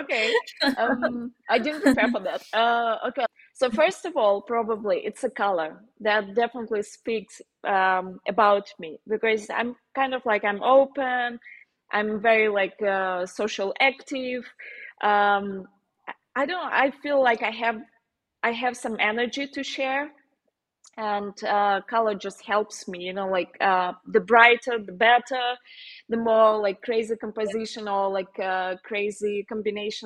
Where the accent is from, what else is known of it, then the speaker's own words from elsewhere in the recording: Moscow, Russia; accent: Slavic; English is a second language; moved away as an adult; also born or lived in Ukraine; now in Germany; when I was like around 8, I moved to Russia, to Moscow, where my mom was living. And then we like I went to university there